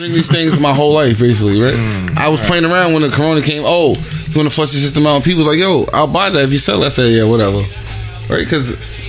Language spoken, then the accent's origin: English; New York City, New York, United States; also born or lived in Honduras; I'm from Staten Island, the worst place in New York City, the most racist place in New York City.